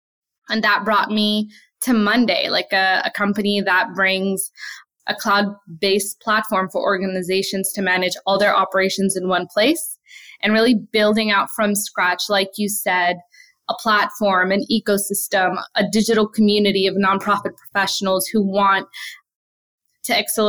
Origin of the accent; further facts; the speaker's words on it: Brooklyn, New York, United States; We were really poor growing up in Brooklyn